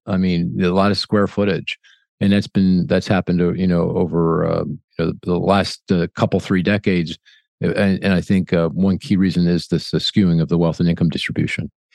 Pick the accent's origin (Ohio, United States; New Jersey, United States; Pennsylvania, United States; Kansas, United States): Pennsylvania, United States; Philadelphia; my hometown of Philly